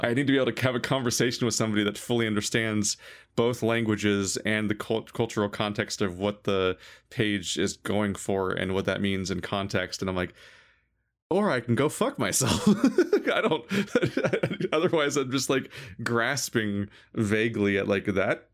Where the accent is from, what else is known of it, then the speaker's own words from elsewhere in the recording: United States; as an American